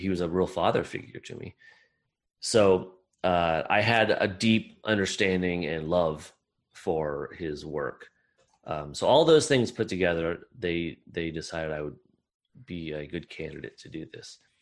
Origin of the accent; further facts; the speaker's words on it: Iowa, United States; I grew up in Midwestern, small town Midwestern, uh, the state of Iowa in uh, America.